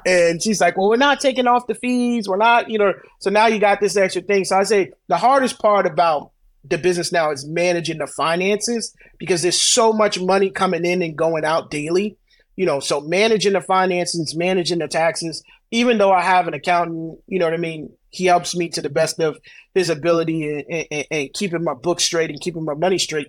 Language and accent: English; Brooklyn, New York, United States; I grew up in Brooklyn